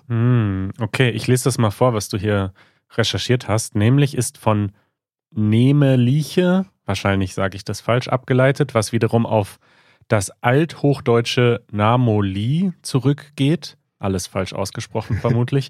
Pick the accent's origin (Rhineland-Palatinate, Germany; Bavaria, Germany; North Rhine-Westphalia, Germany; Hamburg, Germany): North Rhine-Westphalia, Germany; Münsterland / Ruhr area; Ich bin ja im Münsterland, aber schon eher Ruhrgebiet.